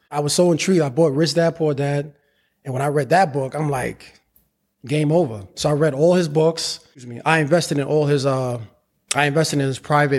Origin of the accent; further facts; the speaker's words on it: New York City, New York, United States; also born or lived in Harlem; Well, I was born in Harlem, raised in the Bronx.